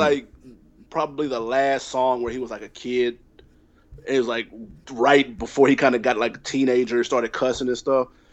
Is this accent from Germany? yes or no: no; Nashville, Tennessee, United States; I'm from Tennessee, I'm from Nashville